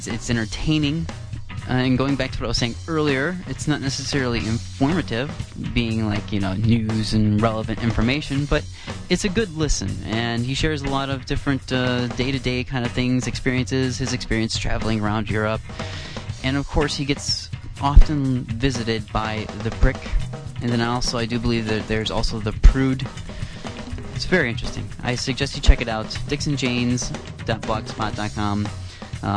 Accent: Iowa, United States; now in Canada; I'm not Canadian. I'm actually from Iowa

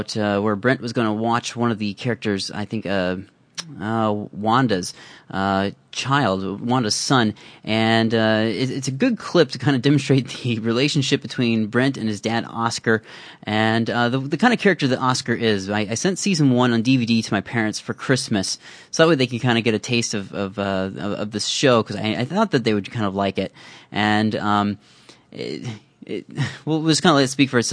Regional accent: Iowa, United States; moved away; growing up in my hometown back in Iowa

